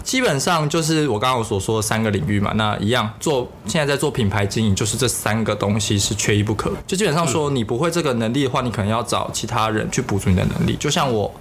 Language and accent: Chinese; Taiwan; moved away as an adult; also born or lived in South Korea; 就是那里就只有我一个是台湾人而已啊